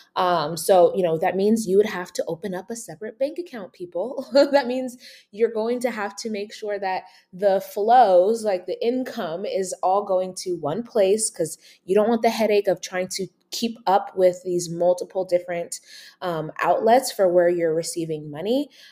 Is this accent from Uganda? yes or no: yes; Uganda; moved away; I'm an immigrant from Uganda